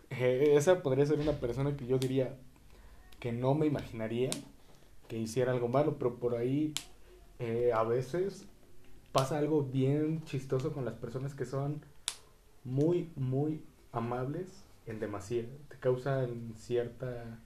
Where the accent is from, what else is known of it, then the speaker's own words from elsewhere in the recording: Mexico; como mexicanos